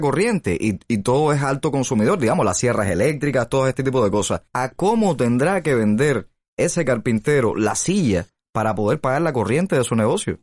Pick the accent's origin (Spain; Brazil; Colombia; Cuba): Cuba; como cubano